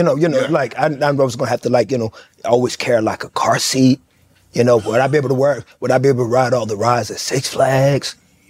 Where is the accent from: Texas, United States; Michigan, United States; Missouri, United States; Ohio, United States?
Texas, United States; Fort Worth; I'm from Fort Worth.